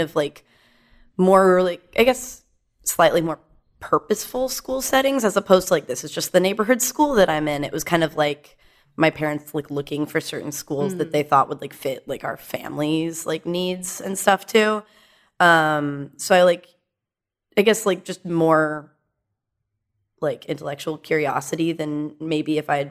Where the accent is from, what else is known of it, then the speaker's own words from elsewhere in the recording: Dallas, Texas, United States; I was raised in Dallas by two therapist parents